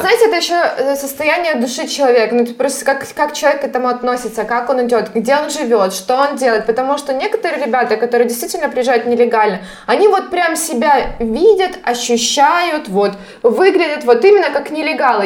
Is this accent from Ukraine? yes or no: yes; Horishni Plavni, Poltava Oblast, Ukraine; moved away as an adult; now in Spain; Да, я родилась в Полтавской области, город Гриш Нижние Плавни, на берегу Днепра